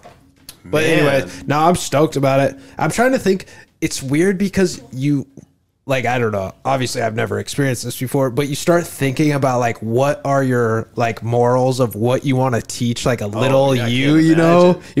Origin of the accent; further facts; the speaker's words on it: Ireland; Dude, I am Irish.